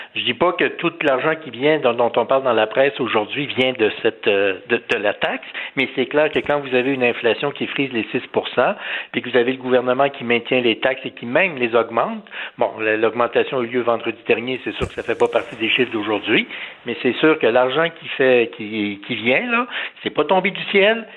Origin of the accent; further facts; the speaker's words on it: Canada; Moi, je suis un Canadien, je suis fier d'être Canadien, j'aime mon pays